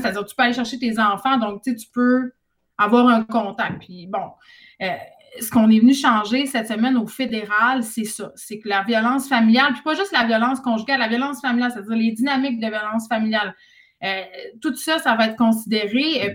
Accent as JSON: {"language": "French", "area": "Saguenay", "region": "Quebec", "country": "Canada", "said": "je viens du Saguenay"}